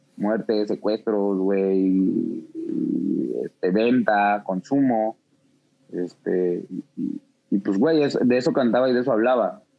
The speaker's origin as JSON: {"language": "Spanish", "region": "Mexico City", "country": "Mexico", "tie": "born or raised there", "said": "crecí en Santo Domingo, Coyoacán."}